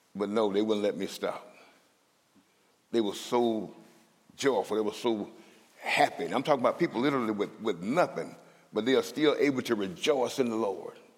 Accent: Mississippi, United States; moved away as an adult; now in Minnesota, United States; I'm from Mississippi, and I'm proud to be from Mississippi, because the South got something to say

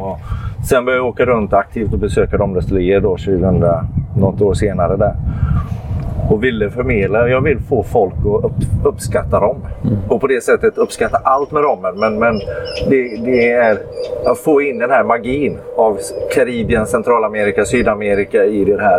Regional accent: Gävle, Gävleborg County, Sweden; also born or lived in Halmstad; now in Varberg, Sweden; jag kommer egentligen från Gävle och bor i Varberg

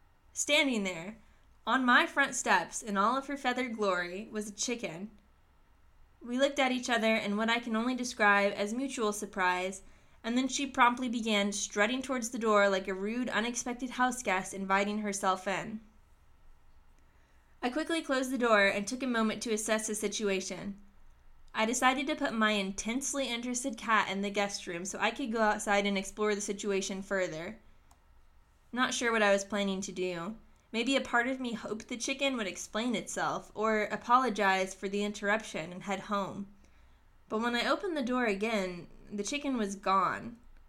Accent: the South, United States; Despite growing up in the South, I never cared for a chicken in my life

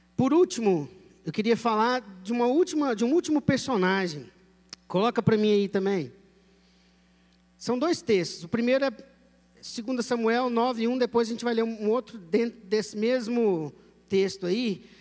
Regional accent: Goiás, Brazil; como todo bom goianinho

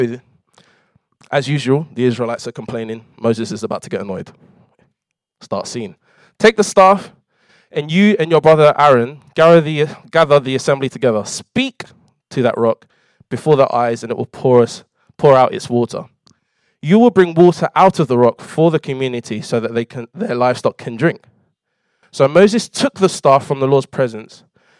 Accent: London, United Kingdom; I grew up in London

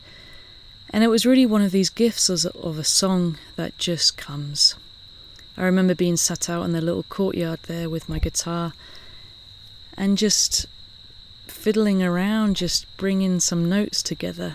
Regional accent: Southampton, South East England, United Kingdom; now in San Francisco, United States; I grew up in England. I grew up, you know, in this island. I grew up very close to the water. Southampton is right on the sea.

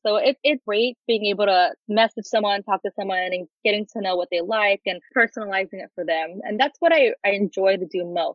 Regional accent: Orange County, California, United States; I'm an Angels fan and grew up in Orange County.

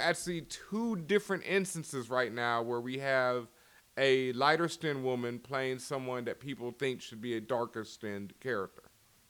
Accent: Houston, Texas, United States; Like, I grew up in Houston. You know, I had curly-ass hair. I was a geek to all geeks. I did not play football. I was just, you know, not what most people expected. I didn't sound like I was from Houston.

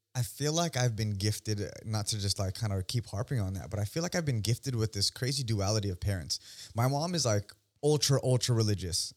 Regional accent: Union City, California, United States; moved away as an adult; now in San Diego, United States; I'm born and raised in the Bay Area, uh, specifically Union City, the Yoon.

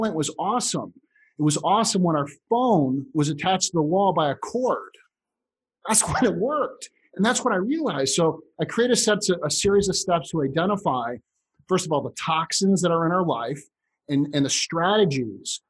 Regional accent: Chicago, Illinois, United States; I grew up in Chicago

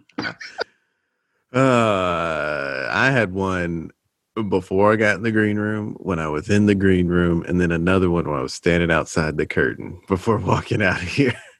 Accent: Texas, United States; I'm from Texas. I'm a I'm a Texan

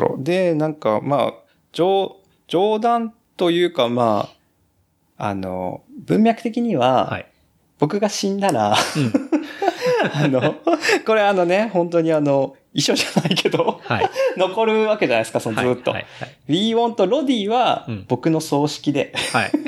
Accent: Kumamoto, Japan; 熊本生まれの四十歳の中年

